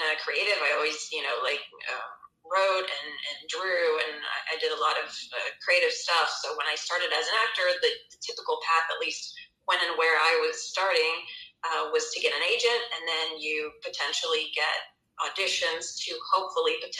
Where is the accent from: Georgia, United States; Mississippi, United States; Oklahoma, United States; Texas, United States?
Georgia, United States; Atlanta; moved away; also born or lived in Israel; I'm from Atlanta, Georgia, USA, but I also lived many years in Israel, so I'm kind of a Mer-Israeli or Isra-American